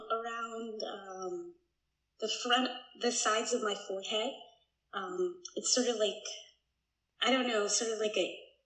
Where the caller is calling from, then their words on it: Atlanta, Georgia, United States; I'm calling from Atlanta.